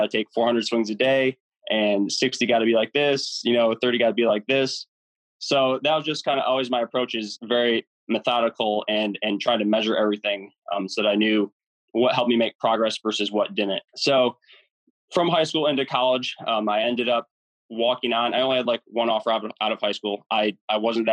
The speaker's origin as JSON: {"language": "English", "region": "Michigan", "country": "United States", "tie": "born or raised there", "said": "growing up, I grew up here in Michigan"}